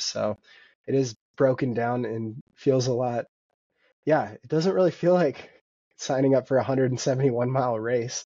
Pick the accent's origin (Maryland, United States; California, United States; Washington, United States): Washington, United States; Vancouver; now in Bozeman, United States; I grew up in Vancouver, Washington, and now live in Bozeman, Montana.